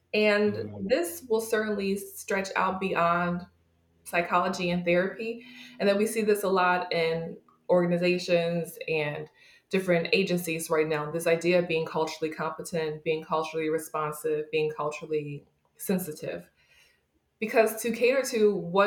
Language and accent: English; New York, United States; I was growing up in New York State, but my family is originally from West Virginia.